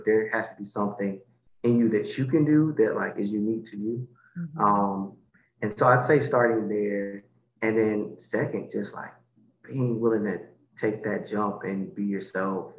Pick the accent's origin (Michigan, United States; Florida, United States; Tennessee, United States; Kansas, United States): Michigan, United States; Detroit; So I am originally from Detroit, Michigan.